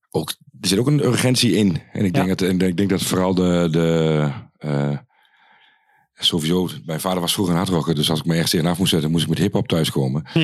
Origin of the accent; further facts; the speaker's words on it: Achterhoek, Gelderland, Netherlands; moved away; vroeger bij ons in de Achterhoek was er niet zo heel veel